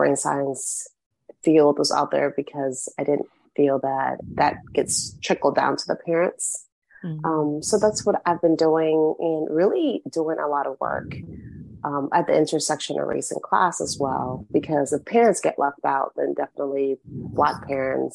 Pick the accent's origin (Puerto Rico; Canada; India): Puerto Rico; first language Spanish; English is a second language; my first language is Spanish